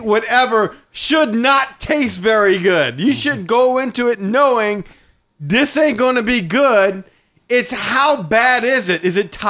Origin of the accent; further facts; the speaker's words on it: New Orleans, Louisiana, United States; Like, I'm from New Orleans.